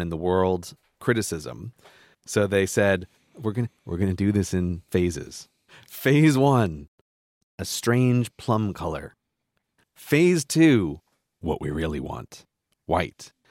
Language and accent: English; New York, United States; I grew up in New York